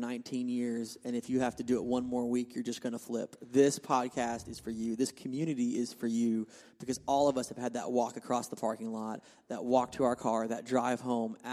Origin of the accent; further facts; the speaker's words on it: Oklahoma City, Oklahoma, United States; now in Tulsa, United States; I grew up in Oklahoma and grew in a healthy youth ministry in Oklahoma City